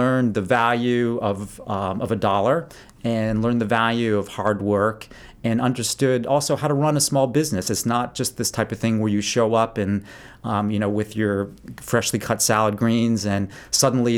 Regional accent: Maine, United States; also born or lived in Chicago, Illinois; I was born in Chicago, so I'm not officially a real Mainer, but I moved here when I was about 2 years old, so I'm pretty close.

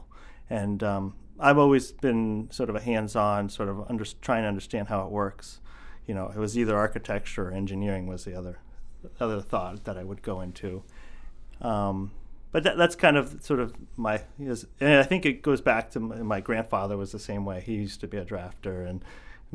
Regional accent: eastern Pennsylvania, United States; moved away as an adult; also born or lived in Camden, Maine; now in Falmouth, United States; I grew up in eastern Pennsylvania

